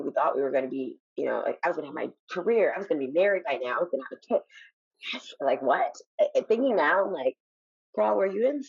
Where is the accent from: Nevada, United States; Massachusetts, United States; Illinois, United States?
Illinois, United States; Chicago; now in Los Angeles, United States; I'm from Chicago